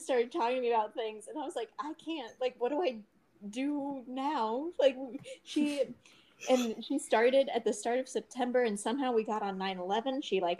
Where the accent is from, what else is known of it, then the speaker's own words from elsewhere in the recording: Southeast, United States; In the Southeast.